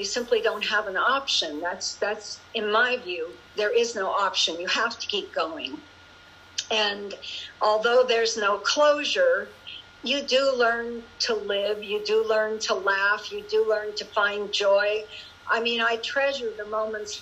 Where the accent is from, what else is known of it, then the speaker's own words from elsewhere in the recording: Juneau, Alaska, United States; moved away; back to Juneau last year to my hometown